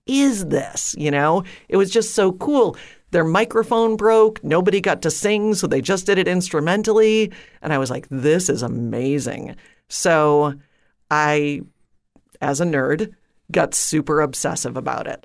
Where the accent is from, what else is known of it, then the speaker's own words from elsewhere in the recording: outside of Detroit, Michigan, United States; I grew up outside of Detroit, uh, in a suburb